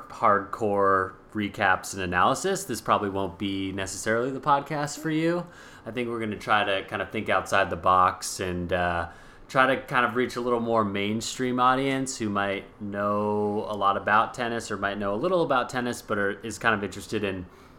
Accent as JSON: {"language": "English", "region": "California", "country": "United States", "tie": "born or raised there", "said": "I grew up in California, played football, basketball, and baseball."}